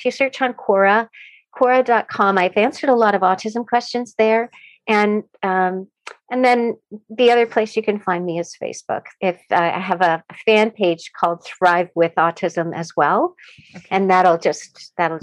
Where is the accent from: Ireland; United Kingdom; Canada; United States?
Canada; I'm a Canadian